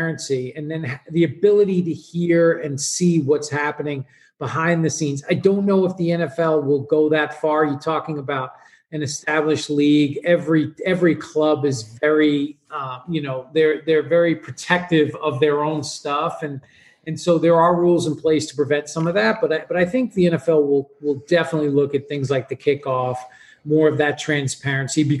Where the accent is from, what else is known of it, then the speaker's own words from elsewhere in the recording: New York, United States; I grew up in New York.